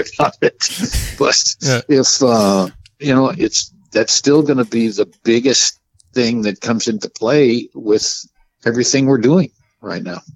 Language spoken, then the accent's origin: English; St. Louis, Missouri, United States; growing up in the St. Louis area like I did